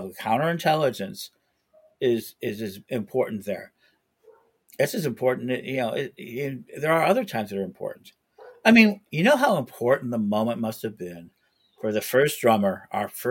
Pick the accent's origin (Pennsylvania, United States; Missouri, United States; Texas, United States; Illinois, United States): Illinois, United States; Chicago; I'm a Chicagoan